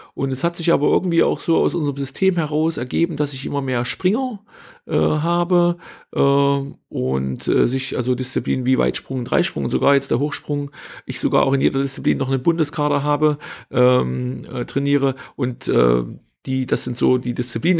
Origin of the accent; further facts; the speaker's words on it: Hermsdorf, Thuringia, Germany; habe Abitur gemacht äh, in meinem Heimatort in Hermsdorf, äh, am Hermsdorfer Kreuz, A9, A4 Kreuzung, äh, kleiner Ort